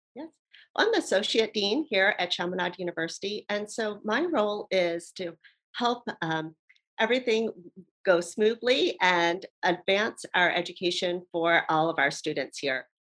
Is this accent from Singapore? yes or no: no; Baltimore, Maryland, United States; now in Hawaii, United States; I'm originally from Baltimore, Maryland, uh, but I've been here in Hawaii for 20 years.